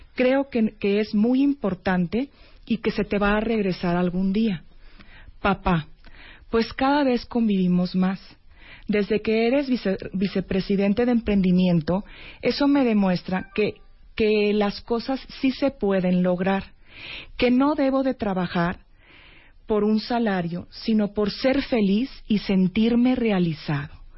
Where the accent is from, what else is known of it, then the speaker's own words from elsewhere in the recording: Monterrey, Nuevo León, Mexico; Yo soy de Monterrey